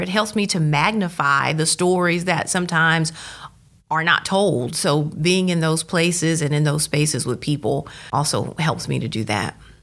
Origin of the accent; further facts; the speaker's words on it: Starkville, Mississippi, United States; I was born in Starkville, went through the Starkville School District